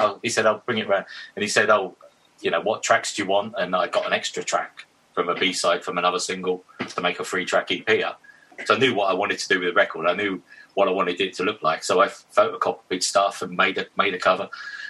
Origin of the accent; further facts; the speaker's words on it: Witham, East of England, United Kingdom; now in London, United Kingdom; but obviously I came from Witham to London. So I didn't have like a circle of mates when I first got here that were not coming down from Witham.